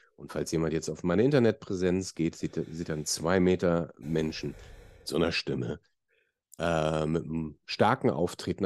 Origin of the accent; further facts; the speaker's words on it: Hamburg, Germany; ich bin Hamburger